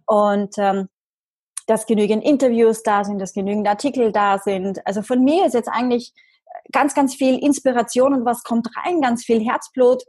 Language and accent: German; Vienna, Austria; komme aus Österreich, gebürtige Wienerin.